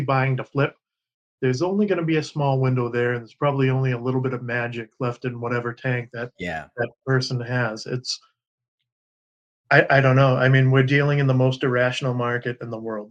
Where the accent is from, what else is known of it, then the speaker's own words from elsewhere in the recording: New England, United States; I'm from New England